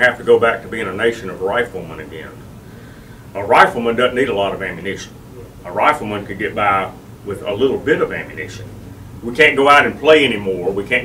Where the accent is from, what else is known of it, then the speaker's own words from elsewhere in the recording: United States; I am an American